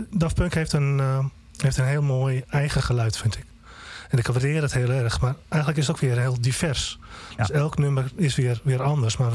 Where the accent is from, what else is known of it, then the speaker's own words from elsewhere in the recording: Groningen, Netherlands; ik kom uit Groningen.